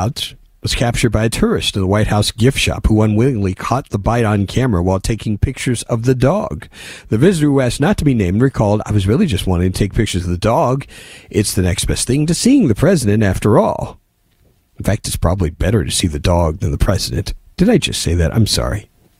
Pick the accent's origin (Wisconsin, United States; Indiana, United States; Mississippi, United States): Indiana, United States; Indianapolis; when I was growing up in Indianapolis, there was this dog across the street I now know to be a chow.